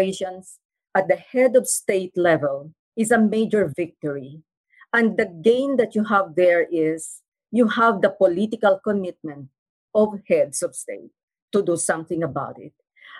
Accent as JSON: {"language": "English", "region": "Mindanao", "country": "Philippines", "said": "I come from Mindanao, and Mindanao is a zone of conflict"}